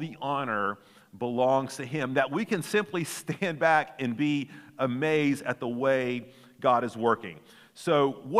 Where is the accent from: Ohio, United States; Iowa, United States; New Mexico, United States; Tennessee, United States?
Tennessee, United States; Chattanooga; growing up in Chattanooga